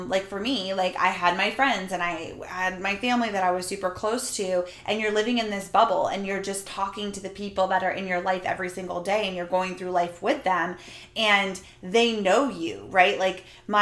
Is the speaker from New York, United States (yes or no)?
no; Jacksonville, Florida, United States; moved away; We went home to Florida. We're from Jacksonville, Florida.